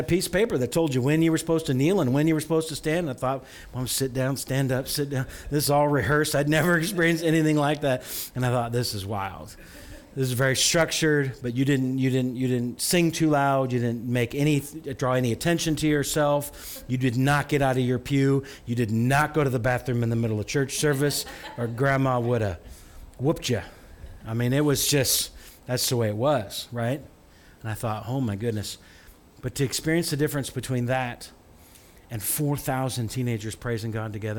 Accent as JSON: {"language": "English", "town": "Farmer City", "region": "Illinois", "country": "United States", "tie": "born or raised there", "said": "I grew up in a small town. You know, Farmer City is the town"}